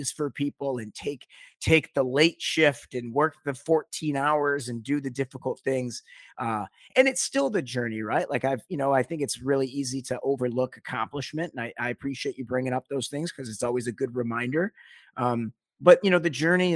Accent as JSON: {"language": "English", "town": "Detroit", "region": "Michigan", "country": "United States", "tie": "born or raised there", "said": "I grew up in Detroit, Michigan"}